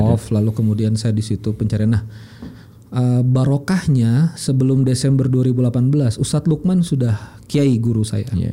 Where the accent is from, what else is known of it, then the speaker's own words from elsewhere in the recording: Banjar, South Kalimantan, Indonesia; saya orang Banjar